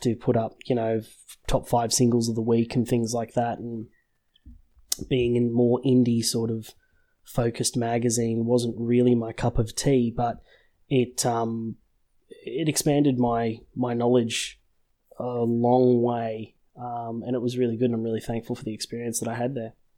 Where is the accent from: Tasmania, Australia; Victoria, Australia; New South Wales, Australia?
New South Wales, Australia; Sydney; born and raised in Sydney, uh, in Australia